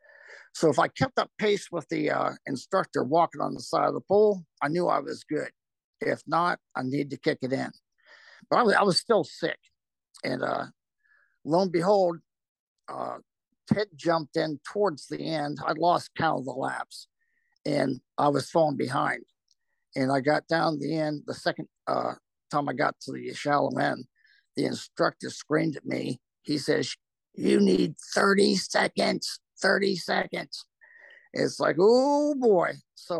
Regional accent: Ohio, United States; moved away as an adult; I was from Ohio, and that's where my fiance was

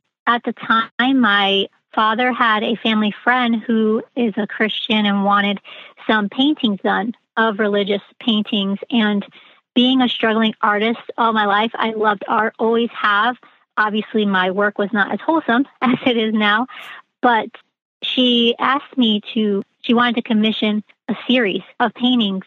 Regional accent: Connecticut, United States; I am from Connecticut, so the Northeast.

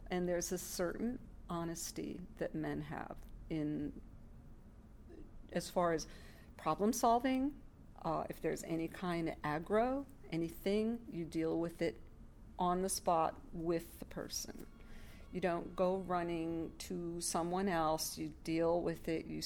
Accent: New York, United States; All right, I'm from New York, and uh, we don't

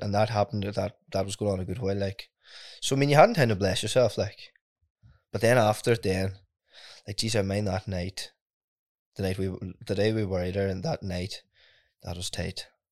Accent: Ardara, Ulster, Ireland; I come from Ardra. It's, um, a small rural village southwest, uh, Donegal.

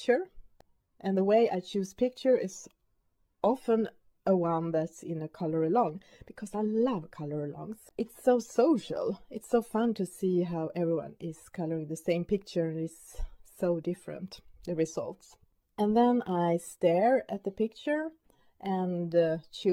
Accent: Sweden; first language Swedish; English is a second language; My main language is, of course, Swedish.

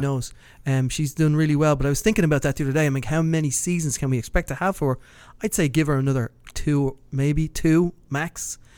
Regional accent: Dublin, Leinster, Ireland; moved away; close to where I grew up in Kilbarrack

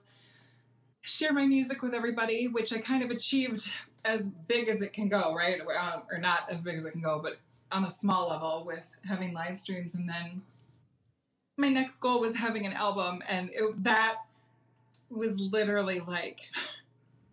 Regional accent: Minneapolis, Minnesota, United States; also born or lived in Madison, Wisconsin; I'm from the Twin Cities

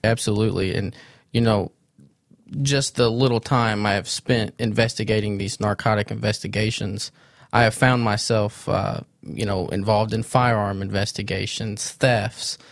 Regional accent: Sikeston, Missouri, United States; I grew up in Sykeston, Missouri. I was born and raised there

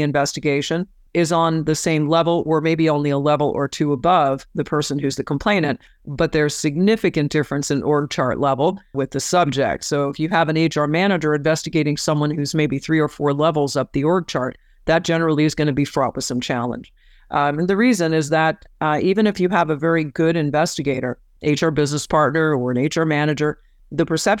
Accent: Florida, United States; In my home state of Florida, as an example, of course, I can work anywhere I want in the state of Florida

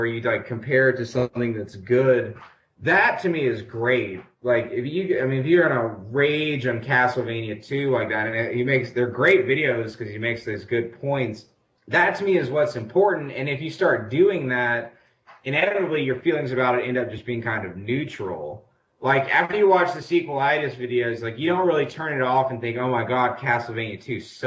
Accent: the South, United States; I'm a Southerner

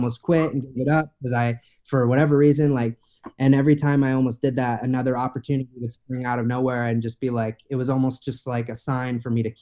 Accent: Meridian, Idaho, United States; also born or lived in Fort Hood, Texas / Maui, Hawaii; now in Eagle, United States; we moved to Boise, to Meridian, Idaho, which is right outside

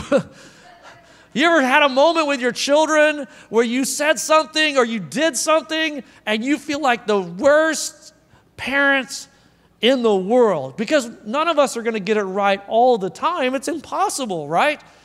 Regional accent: Oklahoma, United States; moved away; also born or lived in Arkansas; I'm from Oklahoma, so, like, there's a lot of farms

